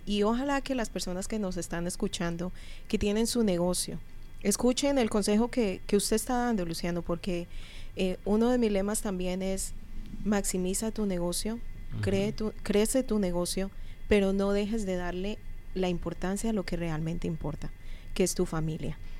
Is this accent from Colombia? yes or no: yes; Colombia; now in United States; Yo por lo menos vengo de Colombia